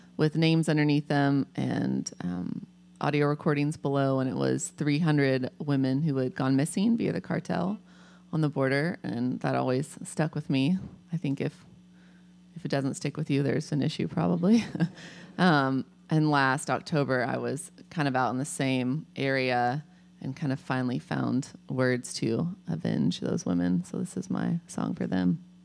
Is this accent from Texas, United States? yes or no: yes; Wichita Falls, Texas, United States; I grew up in Wichita Falls, Texas, which is it's like 100,000 people